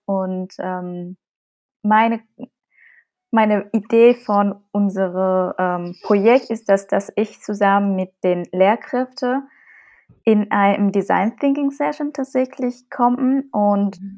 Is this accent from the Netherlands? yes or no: no; Vietnam; German is a second language; moved away as an adult; now in Germany; Als Vietnamesin in Vietnam geboren und aufgewachsen und nach Deutschland gekommen zum Studium